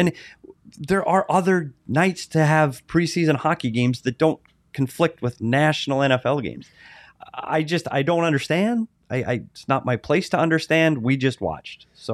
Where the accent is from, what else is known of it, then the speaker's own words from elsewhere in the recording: Bemidji, Minnesota, United States; now in Arizona, United States; I'm from Minnesota.